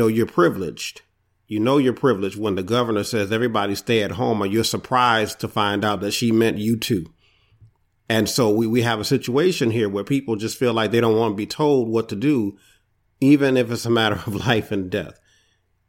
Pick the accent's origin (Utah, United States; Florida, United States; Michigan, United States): Michigan, United States; Detroit; I hail from Detroit, Michigan